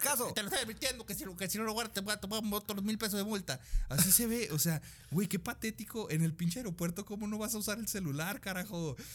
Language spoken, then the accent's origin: Spanish; Texas, United States; las personas que somos, eh, somos de Texas